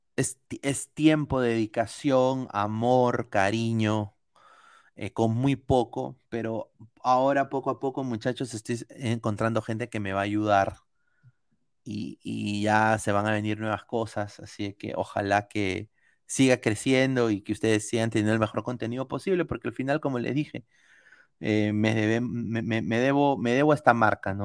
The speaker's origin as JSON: {"language": "Spanish", "country": "Peru", "moved": "yes", "lives_now": "United States", "said": "yo culturalmente no soy americano, soy peruano"}